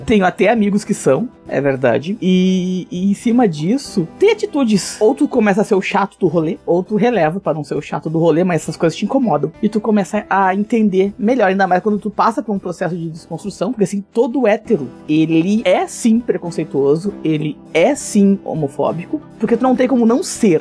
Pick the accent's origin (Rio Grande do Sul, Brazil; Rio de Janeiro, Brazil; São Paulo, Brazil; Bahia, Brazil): Rio Grande do Sul, Brazil; Esteio; Eu sou de Esteio, fica a 20 quilômetros de Porto Alegre, Rio Grande do Sul